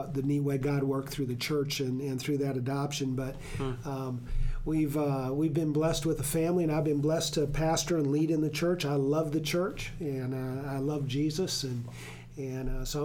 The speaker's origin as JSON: {"language": "English", "town": "Aberdeen", "region": "South Dakota", "country": "United States", "also_born_or_lived": "Mitchell, South Dakota / Texas", "moved": "as an adult", "said": "Originally, I'm from South Dakota, Aberdeen, South Dakota"}